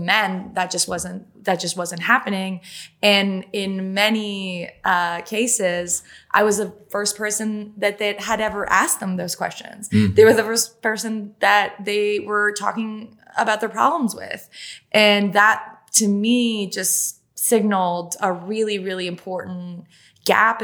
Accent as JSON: {"language": "English", "country": "Canada", "first_language": "French", "second_language": "English", "said": "I'm French Canadian. English is my second language."}